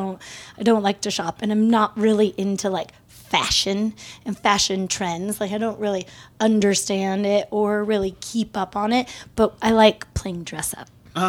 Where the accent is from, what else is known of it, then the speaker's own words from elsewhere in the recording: Redmond, Oregon, United States; moved away; also born or lived in Portland, Oregon; did most of my, like, growing years in Central Oregon, north of Bend, before Bend was cool.